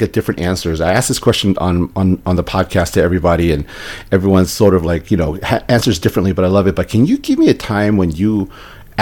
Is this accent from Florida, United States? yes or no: no; New York City, New York, United States; now in Las Vegas, United States; I'm from New York City, from New York City